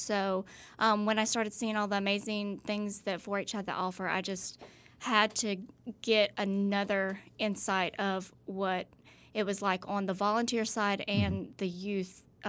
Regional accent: Starkville, Mississippi, United States; also born or lived in Walterboro, South Carolina; But hey, I was raised here.

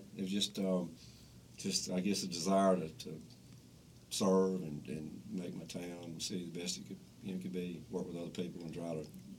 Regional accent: Newton, United States; I'm from Newton

